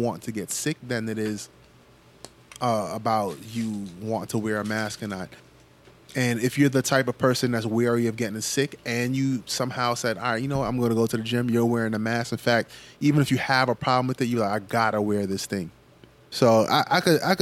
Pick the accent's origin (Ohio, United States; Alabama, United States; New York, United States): New York, United States; growing up in New York